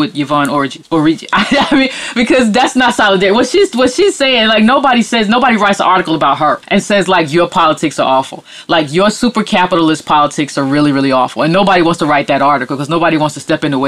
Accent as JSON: {"language": "English", "country": "United States", "said": "as an American descendant"}